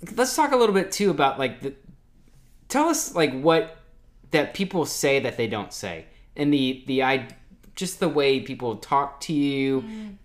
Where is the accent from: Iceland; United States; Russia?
United States; Ocala, Florida; moved away as an adult; also born or lived in Washington D.C.; now in Jacksonville, United States; We're all from Ocala, Florida